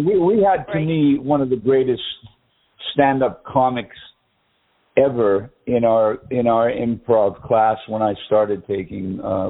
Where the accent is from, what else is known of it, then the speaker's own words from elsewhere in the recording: United States; born there; accent: English; also born or lived in England; I sounded more Englishy. Even though I was born in America and everything, I had lived over there for a long time.